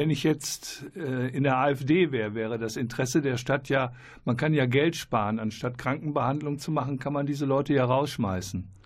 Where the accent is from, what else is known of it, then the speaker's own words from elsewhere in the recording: Moldova; Ich komme aus Moldawien.